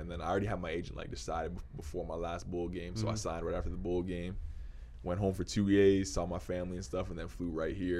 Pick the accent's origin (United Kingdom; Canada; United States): Canada; I'm from Canada